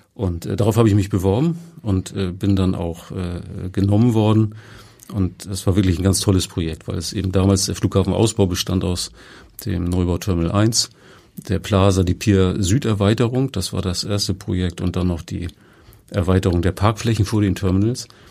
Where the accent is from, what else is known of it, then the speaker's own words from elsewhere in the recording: Kiel, Schleswig-Holstein, Germany; Ich komme ja selber auch aus Kiel